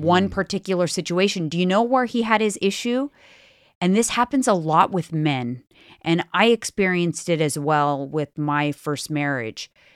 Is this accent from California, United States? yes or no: yes; Bay Area, California, United States; we're from the Bay Area